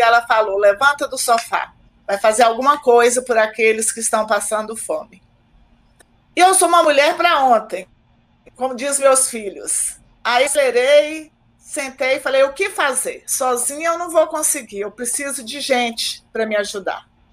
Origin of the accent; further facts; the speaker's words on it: Águas Formosas, Minas Gerais, Brazil; now in Contagem, Brazil; eu moro em Contagem há 30 anos. Na verdade, eu nasci em Águas Formosas